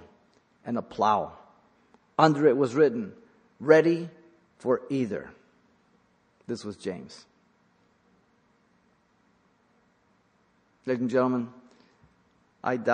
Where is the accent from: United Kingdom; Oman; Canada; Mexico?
Mexico; now in United States; I was born in Mexico. The reason I'm here is because I don't want to be in Mexico